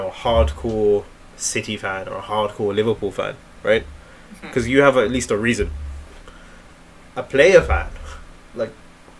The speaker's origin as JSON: {"language": "English", "country": "India", "said": "I am Indian. And I've seen the level of ball knowledge when I go there."}